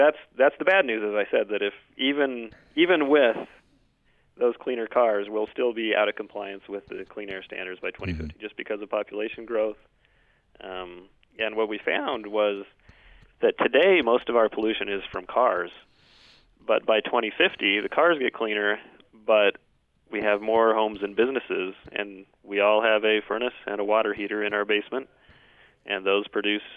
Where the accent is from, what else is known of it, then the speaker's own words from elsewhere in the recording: Utah, United States; I grew up in Utah.